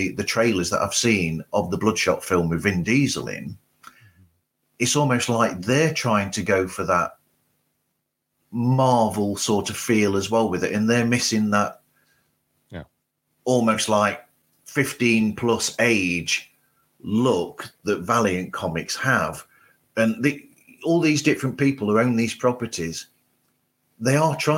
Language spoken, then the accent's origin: English; United Kingdom; as a Brit